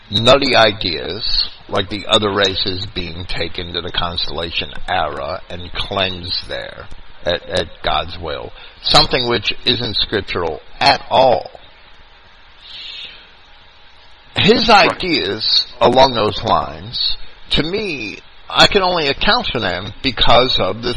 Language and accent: English; New York, United States; accent: New York